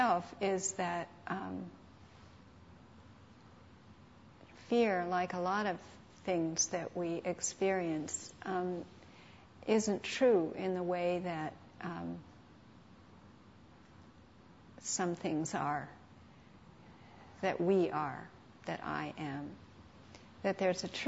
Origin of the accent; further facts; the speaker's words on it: St. Louis, Missouri, United States; I was raised in St. Louis